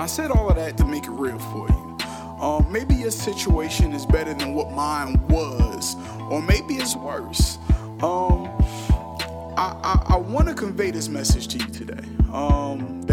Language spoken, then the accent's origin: English; Newark, New Jersey, United States; I'm from Newark, New Jersey